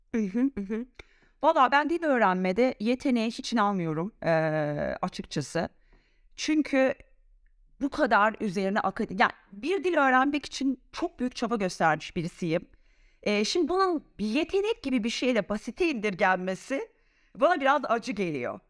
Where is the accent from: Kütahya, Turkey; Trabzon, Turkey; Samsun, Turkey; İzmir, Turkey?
Samsun, Turkey; first language Turkish; moved away as an adult; also born or lived in Istanbul, Turkey; now in Zurich, Switzerland; Samsun'da, Samsun Anadolu Lisesi'nde doğup, şey e, okuyup orada öğrendiğim İngilizceyi şu anda İsviçre'de, Zürih'te kullanan